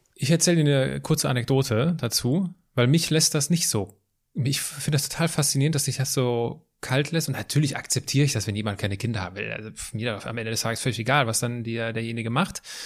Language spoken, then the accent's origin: German; Altenkirchen, Germany; da wo ich herkomme, in Altenkirchen